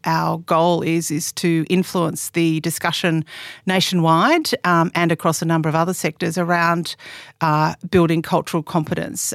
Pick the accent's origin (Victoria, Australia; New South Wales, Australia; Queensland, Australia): New South Wales, Australia; Sydney; also born or lived in Northern Rivers, New South Wales (family); I grew up on Darra Country in Western Sydney